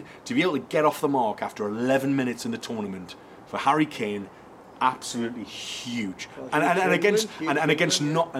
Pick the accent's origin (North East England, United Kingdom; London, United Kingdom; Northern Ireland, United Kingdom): North East England, United Kingdom; Newcastle upon Tyne; I'm a Geordie